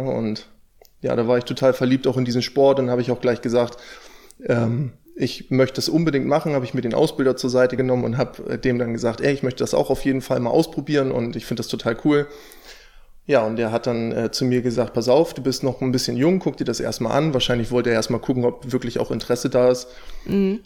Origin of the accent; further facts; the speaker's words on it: near Stade, Lower Saxony, Germany; ich komme aus der Nähe von Stade